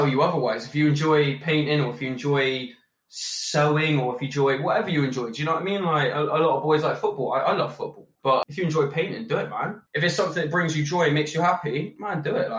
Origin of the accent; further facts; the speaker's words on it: Bristol, South West England, United Kingdom; born and raised in Bristol